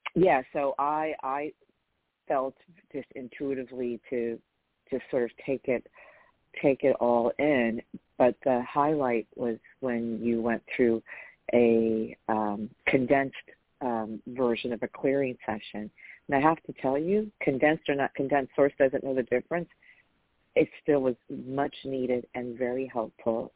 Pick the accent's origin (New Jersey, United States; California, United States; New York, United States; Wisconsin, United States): New York, United States; I'm a chick from New York.